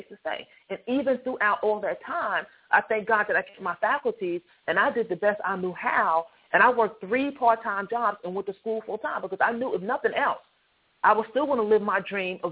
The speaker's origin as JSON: {"language": "English", "town": "Hempstead", "region": "New York", "country": "United States", "tie": "born or raised there", "also_born_or_lived": "North Carolina", "moved": "as an adult", "lives_now": "Maryland, United States", "said": "I'm born and raised Hempstead, New York, which is Long Island"}